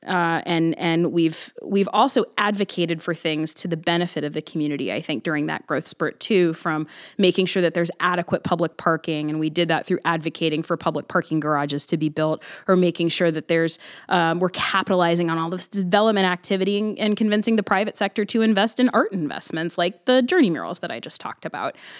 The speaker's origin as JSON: {"language": "English", "town": "Columbus", "region": "Ohio", "country": "United States", "tie": "born or raised there", "said": "I was born in Columbus. I've lived in Columbus my entire life"}